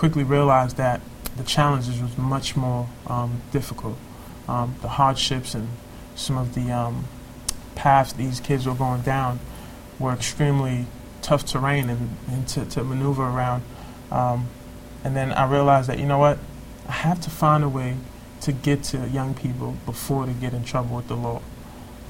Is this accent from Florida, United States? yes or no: no; New York City, New York, United States; growing up in Brooklyn and Crown Heights, pre-gentrification